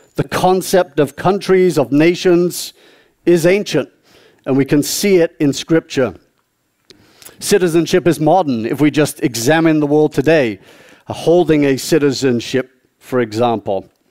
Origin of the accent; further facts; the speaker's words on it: South East England, United Kingdom; moved away; I was born and raised uh, in the southeast of England